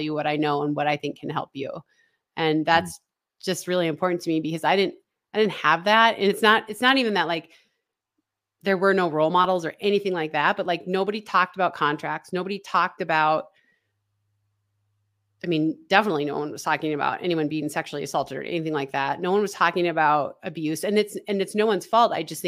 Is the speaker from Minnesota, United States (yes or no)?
yes; Minnesota, United States; You know, I grew up in Northern Minnesota. I ate Spam on Christmas Eve every year.